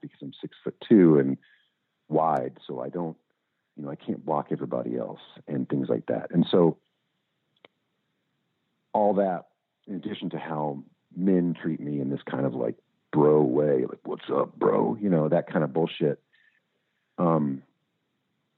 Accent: Louisville, Kentucky, United States; I grew up in Louisville

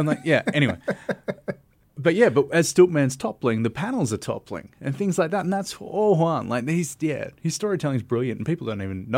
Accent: Melbourne, Victoria, Australia; And I come from Melbourne, so that's further than Sydney or Brisbane.

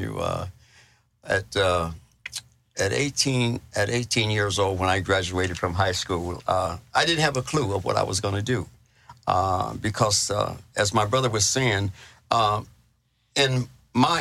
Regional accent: Los Angeles, California, United States; moved away; also born or lived in Chino, California; I was born and raised in Los Angeles, California

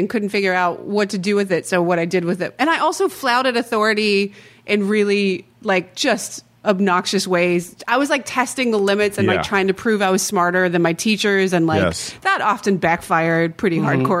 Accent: Winston-Salem, North Carolina, United States; moved away; also born or lived in Chapel Hill, North Carolina; I lived in Chapel Hill for a bit, but I'm from Winston-Salem

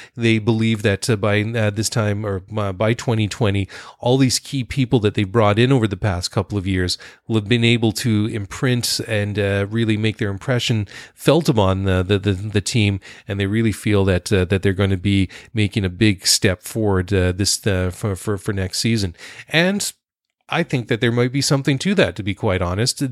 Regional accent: Canada; Being Canadian

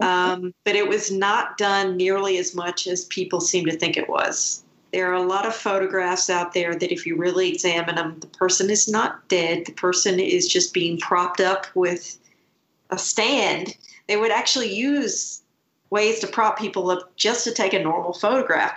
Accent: Scotland, United Kingdom; I was born in Scotland.

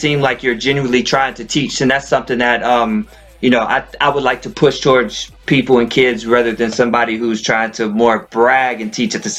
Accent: Hillsboro, Texas, United States; They filmed their very first movie in my hometown, Hillsborough, Texas.

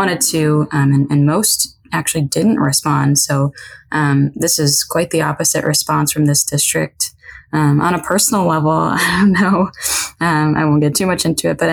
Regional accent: Chicago suburbs, Illinois, United States; moved away as an adult; now in Texas, United States; I'm from the Chicago suburbs.

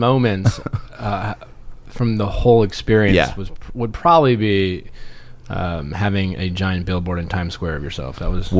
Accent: Milwaukee, Wisconsin, United States; now in Los Angeles, United States; I grew up in Milwaukee, so when you tell people like I'm from Milwaukee, Wisconsin

